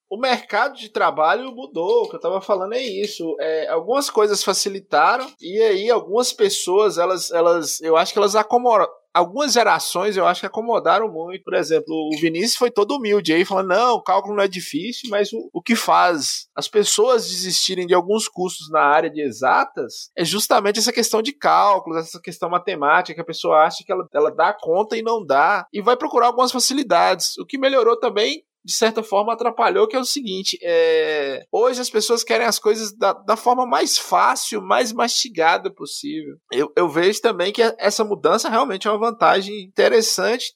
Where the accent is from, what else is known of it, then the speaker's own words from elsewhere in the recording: Monte Azul, Minas Gerais, Brazil; moved away as an adult; eu, por exemplo, sou de Monte Azul